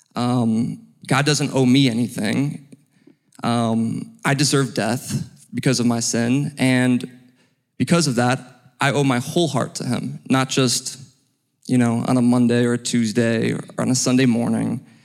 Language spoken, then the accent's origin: English; Cleveland, Ohio, United States; moved away as an adult; also born or lived in Wyoming; now in Alpharetta, United States; I am from Cleveland, Ohio.